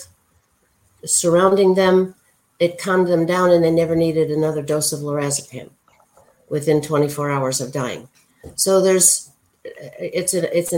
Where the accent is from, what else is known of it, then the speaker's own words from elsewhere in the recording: Chicago, Illinois, United States; I've always lived in the Chicago area, went to Loyola